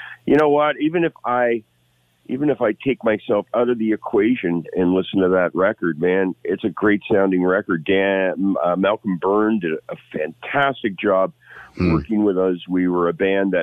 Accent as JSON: {"language": "English", "town": "Hamilton", "region": "Ontario", "country": "Canada", "said": "I'm from Hamilton."}